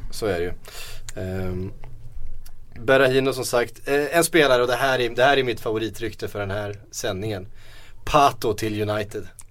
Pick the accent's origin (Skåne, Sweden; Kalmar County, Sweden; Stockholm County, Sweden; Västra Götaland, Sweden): Kalmar County, Sweden; Västervik; som vi säger hemma i Västervik